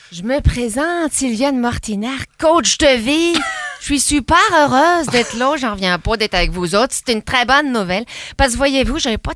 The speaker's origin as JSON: {"language": "French", "region": "Quebec", "country": "Canada", "accent": "Quebecois", "said": "Bah, mon propre accent me fait sursauter tellement c'est un accent insupportable. Puis tu peux difficilement parler doucement en québécois."}